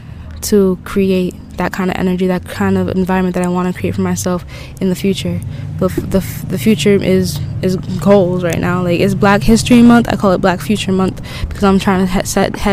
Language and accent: English; New England, United States; now in Florida, United States; I'm from New England